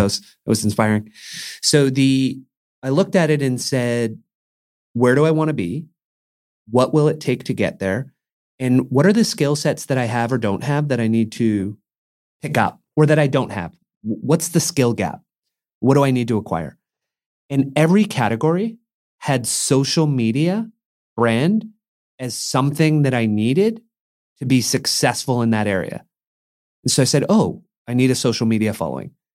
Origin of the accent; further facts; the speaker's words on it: Mission, British Columbia, Canada; moved away; a kid growing up in Mission